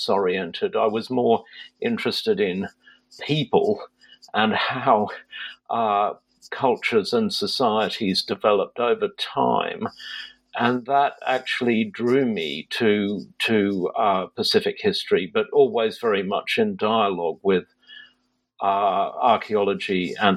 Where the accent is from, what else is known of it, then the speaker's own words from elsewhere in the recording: Sydney, New South Wales, Australia; moved away as an adult; now in United Kingdom; I grew up in Sydney in Australia